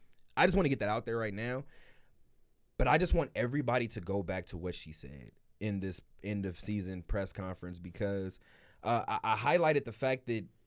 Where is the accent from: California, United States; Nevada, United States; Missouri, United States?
Nevada, United States; Las Vegas; I have different ties to Las Vegas than previous coaches that have left. I'm from Las Vegas.